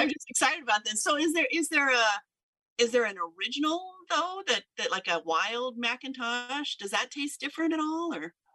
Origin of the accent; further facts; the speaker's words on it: Southern Oregon, United States; I grew up in Oregon and, um, in Southern Oregon